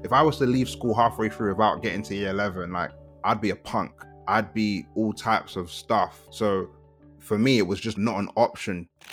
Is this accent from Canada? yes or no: no; London, United Kingdom; also born or lived in Kent; I'm first generation Nigerian born and raised in South London